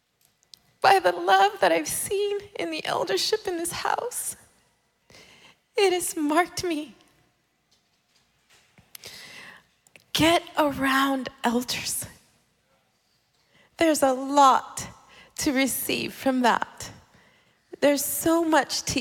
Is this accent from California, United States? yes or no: yes; California, United States; moved away as an adult; also born or lived in El Salvador; now in Dallas, United States; I was born in El Salvador, but I lived in California, born and raised. Like, I felt like I was born and raised in California